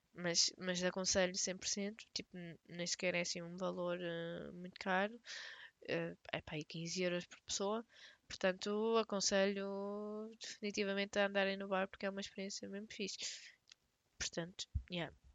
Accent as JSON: {"language": "Portuguese", "country": "Portugal", "said": "nunca saí de Portugal"}